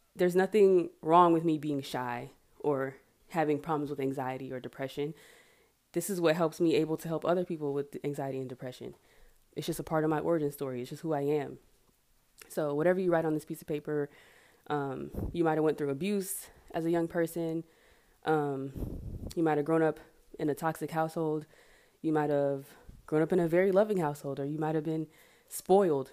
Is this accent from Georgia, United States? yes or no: yes; Marietta, Georgia, United States; also born or lived in Atlanta / Savannah, Georgia; from Atlanta, I'm from Marietta